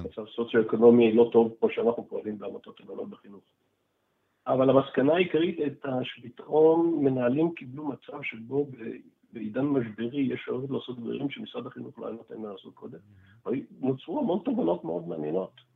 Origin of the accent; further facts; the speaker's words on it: Israel; היינו בצבא, גדלנו פה, גדלנו בשכונות דומות